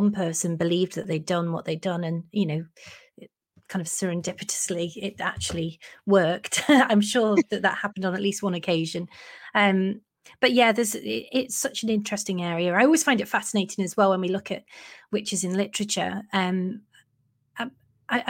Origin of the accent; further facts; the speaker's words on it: Chester, North West England, United Kingdom; I'm from Chester, I live in Chester